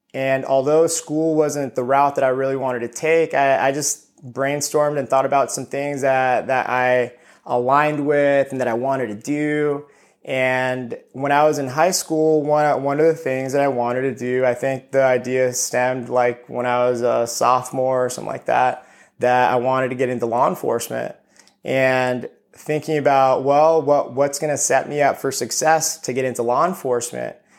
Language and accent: English; Ontario, California, United States; also born or lived in Costa Rica / Chino Hills, California; I grew, I grew up in Ontario, California for, for a good amount